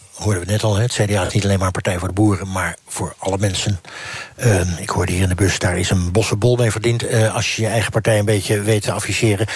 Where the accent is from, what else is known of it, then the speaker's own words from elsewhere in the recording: Amsterdam, North Holland, Netherlands; nou ben ik er als Amsterdammer